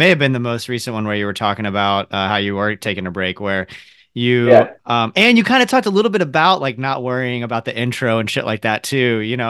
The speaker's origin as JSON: {"language": "English", "region": "the South", "country": "United States", "accent": "Southern", "said": "if I'm drinking, my Southern accent comes out."}